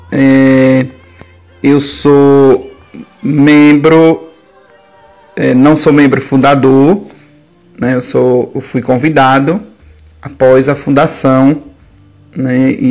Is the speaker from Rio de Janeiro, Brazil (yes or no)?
no; Aquidabã, Sergipe, Brazil; also born or lived in Capela, Sergipe; Eu sou de Aquidabã, certo? Na verdade, eu nasci em um povoado de capela, povoado chamado Angás, né? E mas me criei de, de criança até a adolescência no povoado Segredo, município de Aquidabã.